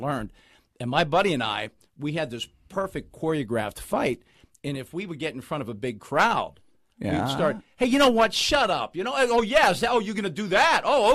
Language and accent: English; Forest Hills, Pennsylvania, United States; I grew up in Forest Hills